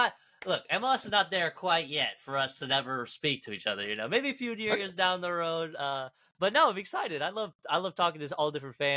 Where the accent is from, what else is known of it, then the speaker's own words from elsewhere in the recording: Kansas, United States; also born or lived in Argentina; I was born in Argentina, moved to Kansas as a kid.